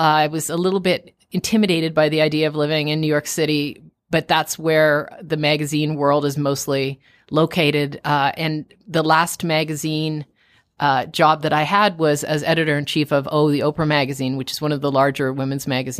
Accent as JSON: {"language": "English", "town": "Toronto", "region": "Ontario", "country": "Canada", "also_born_or_lived": "Tucson, Arizona", "said": "I'm from Toronto. I'm from Canada and went to university at University of Arizona in Tucson"}